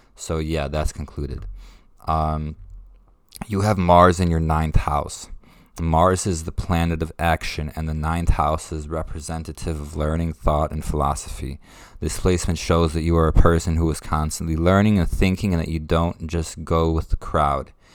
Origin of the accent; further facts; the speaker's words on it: Ukraine; moved away; I was born in Ukraine